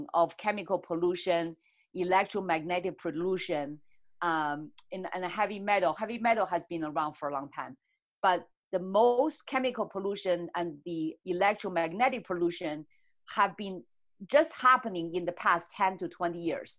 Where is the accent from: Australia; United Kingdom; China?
China; moved away; I grew up in China